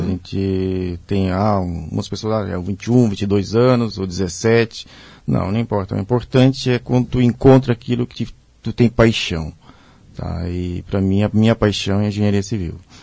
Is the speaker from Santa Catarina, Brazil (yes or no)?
yes; Pomerode, Santa Catarina, Brazil; also born or lived in Blumenau; sou natural de Pomerode, é a cidade, vamos, digamos, irmã aqui de Blumenau